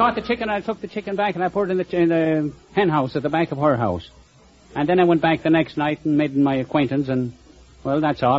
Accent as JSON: {"language": "English", "town": "Roscommon", "region": "Connacht", "country": "Ireland", "moved": "as an adult", "lives_now": "United States", "said": "I'm from Roscommon on the banks of the Shannon in the west part of Ireland."}